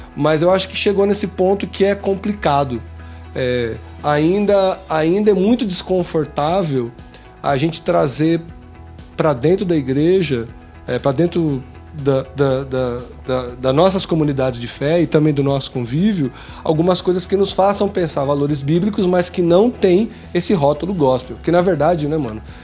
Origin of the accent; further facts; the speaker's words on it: São Paulo, Brazil; eu sou de São Paulo